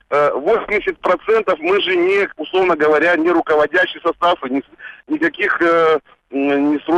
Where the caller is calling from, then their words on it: Surgut, Khanty-Mansi Autonomous Okrug, Russia; Я звонил из Сургута.